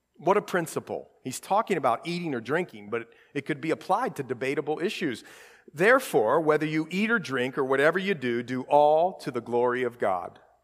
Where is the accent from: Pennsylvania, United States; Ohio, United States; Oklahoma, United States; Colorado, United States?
Ohio, United States; Columbus; We grew up in Columbus